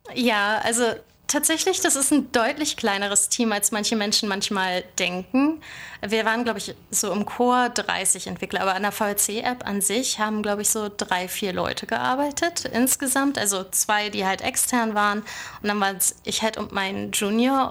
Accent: Bad Oldesloe, Schleswig-Holstein, Germany; moved away as an adult; also born or lived in Lübeck / Berlin; now in Silicon Valley, United States; Also ich komme eigentlich ursprünglich aus Bad Oldesloe und äh, das liegt so zwischen Hamburg und Lübeck und hat 20.000 Einwohner. Dort bin ich groß geworden

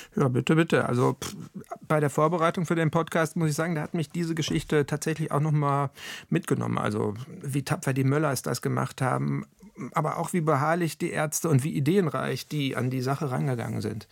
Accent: Ruhr area, North Rhine-Westphalia, Germany; bei uns im Ruhrgebiet

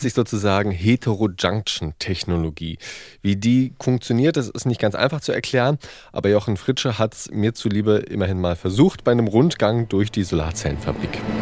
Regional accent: East Germany, Germany; now in Hamburg, Germany; ich bin Ossi

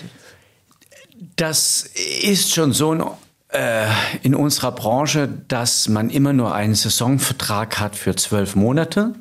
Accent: Rhineland-Palatinate, Germany; now in Hamburg, Germany; in der Pfalz, äh, in meiner Heimat

